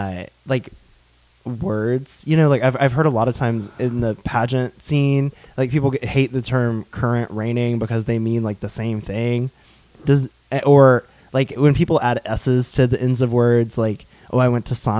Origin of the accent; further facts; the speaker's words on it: the South, United States; accent: Southern; I was ashamed of my Southern accent growing up, and I unintentionally kind of got rid of it for a while.